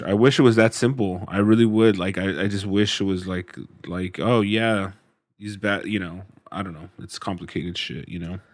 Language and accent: English; United States; being an American